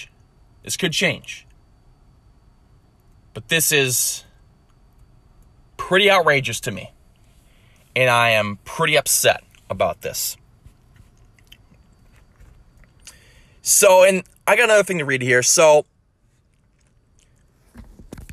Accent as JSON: {"language": "English", "town": "Lakeville", "country": "United States", "tie": "born or raised there", "said": "my hometown of Lakeville"}